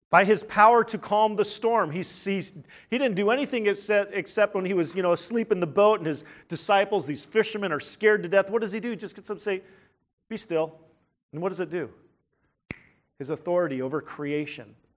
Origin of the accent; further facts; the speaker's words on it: United States; We're independent Americans